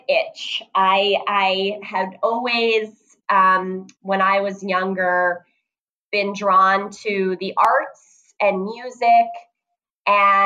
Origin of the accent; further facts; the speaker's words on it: New Jersey, United States; I was born and raised in New Jersey.